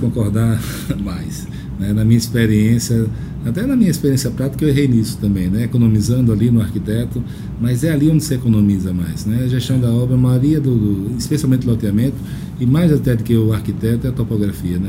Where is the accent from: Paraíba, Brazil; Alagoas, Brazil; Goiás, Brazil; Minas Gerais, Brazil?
Alagoas, Brazil; Alagoas, de onde eu sou